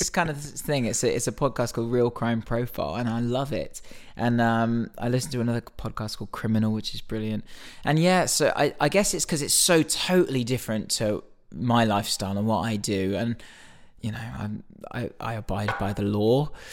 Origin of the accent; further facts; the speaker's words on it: Reading, South East England, United Kingdom; growing up in Reading, going to Reading Festival